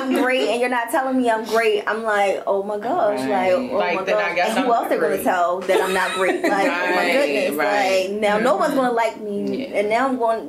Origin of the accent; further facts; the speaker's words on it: Maryland, United States; you from the county, but I moved into the county. I was in high school, but whatever. I'm from Evanston Village, but still, right.